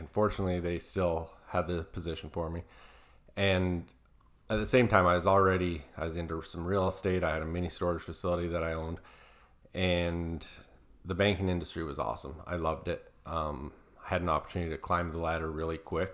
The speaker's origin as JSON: {"language": "English", "region": "Southern Alberta", "country": "Canada", "said": "I'm originally from Canada, Southern Alberta"}